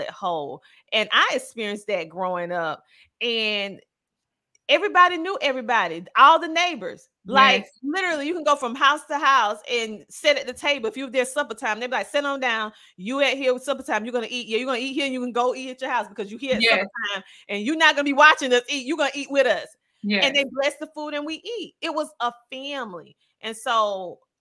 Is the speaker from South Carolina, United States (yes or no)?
yes; South Carolina, United States; growing up in South Carolina, the small town in South Carolina